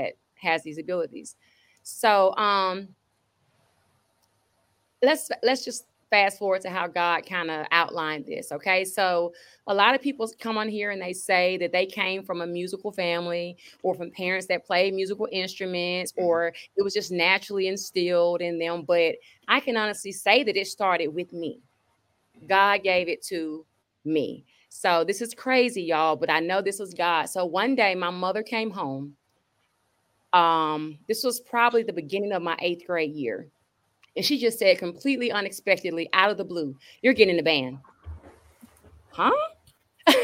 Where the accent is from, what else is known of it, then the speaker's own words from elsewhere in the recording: Atlanta, Georgia, United States; also born or lived in Decatur, Georgia; I'm from Atlanta. I was born in Atlanta